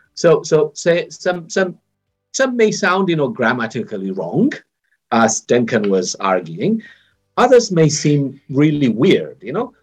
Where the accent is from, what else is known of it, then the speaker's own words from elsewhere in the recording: Ethiopia; moved away; I was born and raised in Ethiopia, but I left a long time ago